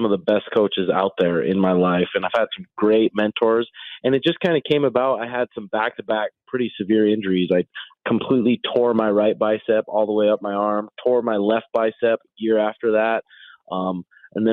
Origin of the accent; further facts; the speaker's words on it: Great Falls, Montana, United States; moved away; also born or lived in Phoenix, Arizona; I was living in Phoenix, Arizona, and I'm from Great Falls, Montana